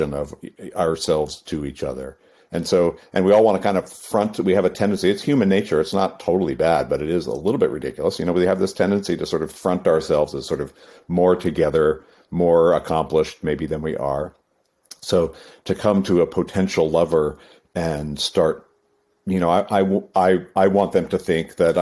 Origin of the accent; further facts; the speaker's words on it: New England, United States; I grew up in New England in the East Coast, and so, you know, the land of the Puritans